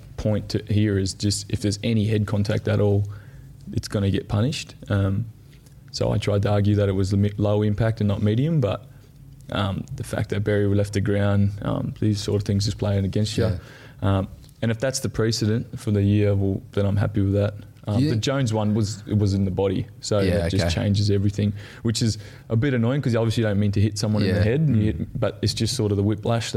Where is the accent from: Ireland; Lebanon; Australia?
Australia; Darwin, Northern Territory; also born or lived in Gold Coast, Queensland; now in Melbourne, Australia; I'm from Darwin, right, Northern Territory